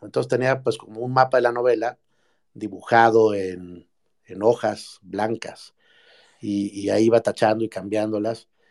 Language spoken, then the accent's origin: Spanish; Mexico; como, como mexicano